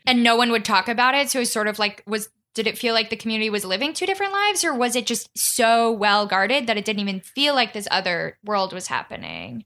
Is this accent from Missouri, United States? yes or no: yes; Kansas City, Missouri, United States; moved away; my home neighborhood is also a planned community, and I didn't know this. The Country Club area of Kansas City